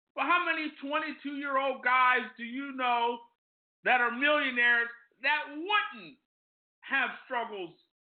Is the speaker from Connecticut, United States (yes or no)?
no; Ambler, Pennsylvania, United States; I grew up in Ambler, not far from Lower Marion.